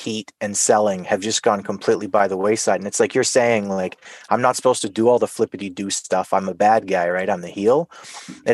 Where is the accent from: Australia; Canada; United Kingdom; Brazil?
Canada; I'm Canadian